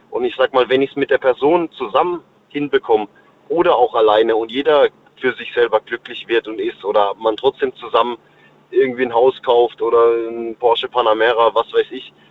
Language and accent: German; Pforzheim, Baden-Württemberg, Germany; born there; now in Offenburg, Germany; Also geboren bin ich in Pforzheim und äh, jetzt aktuell lebe ich auch im Schwarzwald tatsächlich, ja.